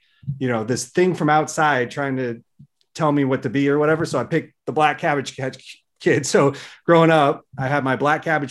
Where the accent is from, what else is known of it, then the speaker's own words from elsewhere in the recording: Seattle, Washington, United States; I'm in the suburban area of Seattle. I grew up there. I've basically been here my whole life in different areas.